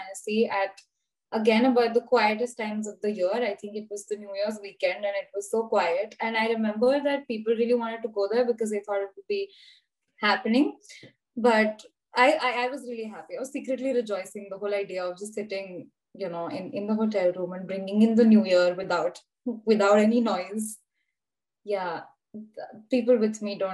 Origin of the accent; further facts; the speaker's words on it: Mumbai, Maharashtra, India; moved away as an adult; now in Cottbus, Germany; I'm from Mumbai, I kind of grew up in a place which is very similar to Cottbus.